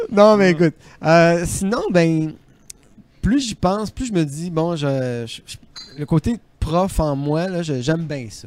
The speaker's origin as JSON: {"language": "French", "town": "Trois-Pistoles", "region": "Quebec", "country": "Canada", "said": "je viens de Trois-Pistoles"}